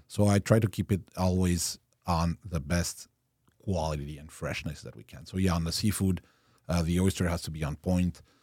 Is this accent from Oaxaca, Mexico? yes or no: no; Mexico City, Mexico; first language Spanish and French; English is a second language; moved away; And I was born in Mexico City, raised in, uh, Le Lycée Français